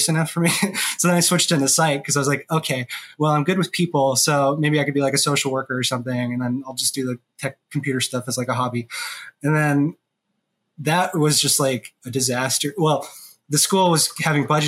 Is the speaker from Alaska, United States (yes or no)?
yes; Alaska, United States; moved away as an adult; also born or lived in Vermont; I'm from Alaska. I was born there. I mean, I lived in Vermont a while too, but mainly I grew up in Alaska